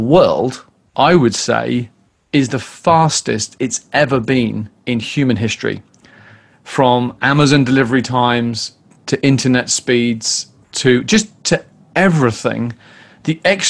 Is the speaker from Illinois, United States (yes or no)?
no; California, United States; You know, I'm Californian. You know, I like to take it easier.